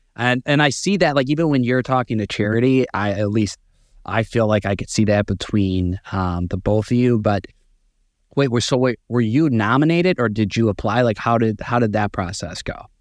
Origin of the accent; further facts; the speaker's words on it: Chicago, Illinois, United States; moved away as an adult; now in New York, United States; I'm actually born and raised in Chicago